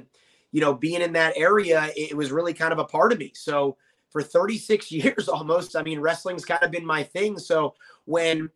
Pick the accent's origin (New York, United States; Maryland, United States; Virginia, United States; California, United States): Virginia, United States; Norfolk; I grew up born and raised in Norfolk, Virginia.